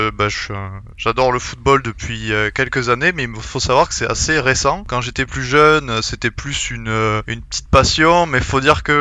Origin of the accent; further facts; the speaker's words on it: south of France, France; accent: southern French; Ah bah oui, là le timing est bon. Il commence à faire chaud, l'accent du sud, on est dans les bons temps.